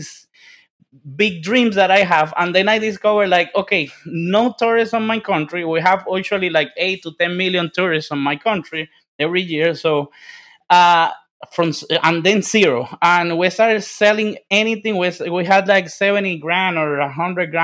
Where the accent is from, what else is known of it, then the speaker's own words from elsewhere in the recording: Dominican Republic; English is a second language; moved away; I'm from the Dominican Republic, and you see, like, you can see my English is like my 17th language.